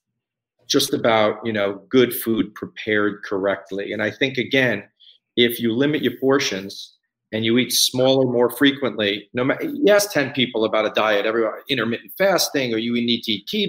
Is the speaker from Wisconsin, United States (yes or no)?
no; Scarsdale, New York, United States; moved away as an adult; I grew up in New York. I'm from Westchester, Scarsdale, New York. And I've lived there most of my life. I moved here 15 years ago